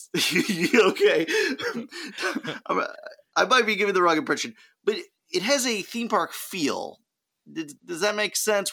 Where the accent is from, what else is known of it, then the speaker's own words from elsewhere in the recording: California, United States; we're from California